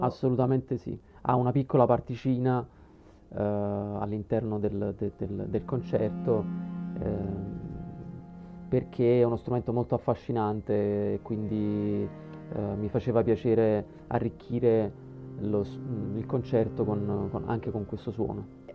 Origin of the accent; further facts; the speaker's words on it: Procida, Campania, Italy; sono nato e cresciuto a Procida